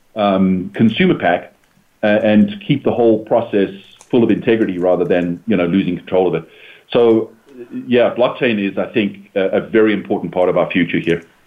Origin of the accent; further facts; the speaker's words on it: United States; as Americans, as American residents